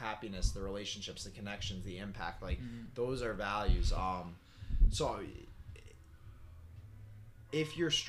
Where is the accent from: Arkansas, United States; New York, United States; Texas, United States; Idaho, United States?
New York, United States; Guilderland; we come from Gilderland, New York. And it's like, we're in Gilderland, New York